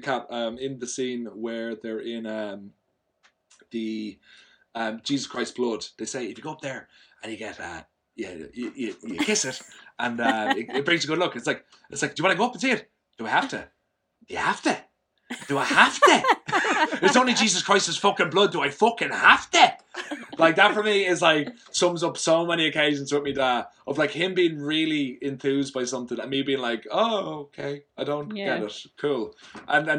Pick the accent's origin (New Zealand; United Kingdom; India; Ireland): Ireland; I'm Irish, which I'm sure you found out just by me speaking